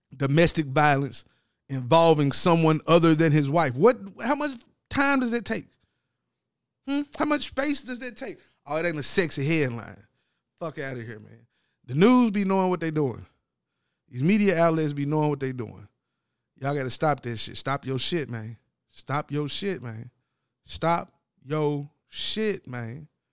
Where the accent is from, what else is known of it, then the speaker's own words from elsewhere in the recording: Brooklyn, New York, United States; my hometown, Brooklyn